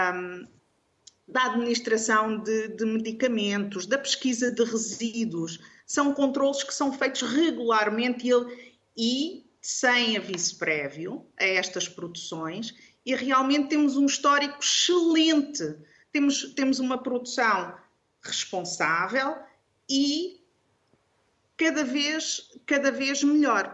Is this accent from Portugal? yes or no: yes; Algarve, Portugal; eu sou algarvia